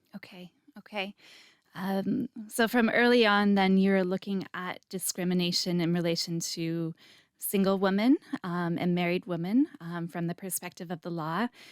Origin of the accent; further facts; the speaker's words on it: Canada; now in Israel; my background is I'm Canadian